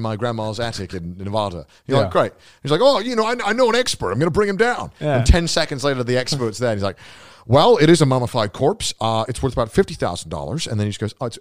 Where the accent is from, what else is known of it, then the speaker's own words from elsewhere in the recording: United Kingdom; we're British.